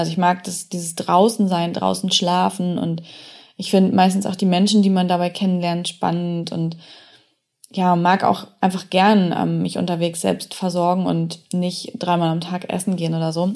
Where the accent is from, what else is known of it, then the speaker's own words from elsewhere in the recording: Germany; ich bin in Deutschland aufgewachsen